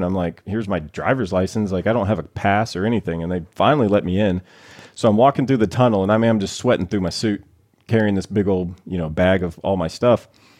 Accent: the South, United States; I grew up in the South. We had WGN and TBS. So we were Cubs fans, right? And Braves fans.

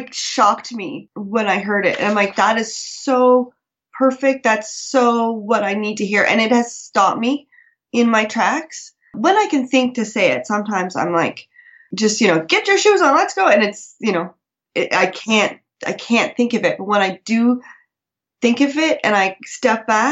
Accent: Canada; moved away as an adult; also born or lived in France; now in Luxembourg; I'm a Canadian

